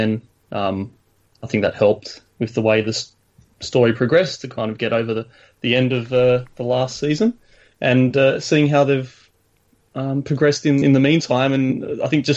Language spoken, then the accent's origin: English; Sydney, New South Wales, Australia; I'm from Sydney, Australia